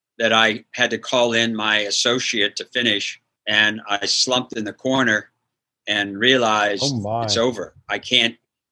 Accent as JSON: {"language": "English", "town": "Bridgeport", "region": "Ohio", "country": "United States", "tie": "born or raised there", "also_born_or_lived": "Wheeling, West Virginia / Indiana", "moved": "as an adult", "said": "I grew up in Bridgeport, Ohio, with John Havlicek and Phil Niekro"}